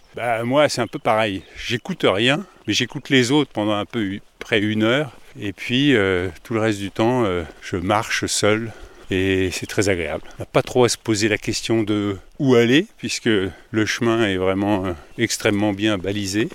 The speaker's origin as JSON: {"language": "French", "country": "France", "said": "Je suis français"}